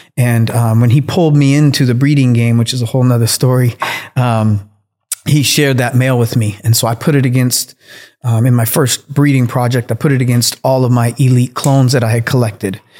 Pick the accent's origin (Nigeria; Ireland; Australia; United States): United States; Kitsap Peninsula, Washington; I grew up out on the Kitsap Peninsula out in Washington State